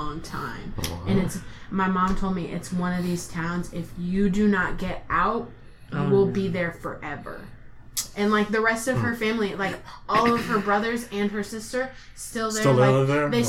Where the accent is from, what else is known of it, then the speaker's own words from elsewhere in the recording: Southern California, United States; I was born in Southern California